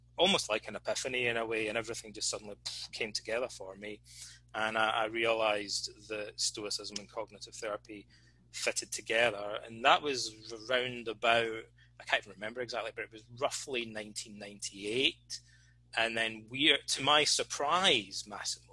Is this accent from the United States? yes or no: no; Alloway, Scotland, United Kingdom; Freemasonry is very popular in Scotland, or it was when I was a kid anyway, and particularly in my hometown, because it's the birthplace of Robert Burns, the national bard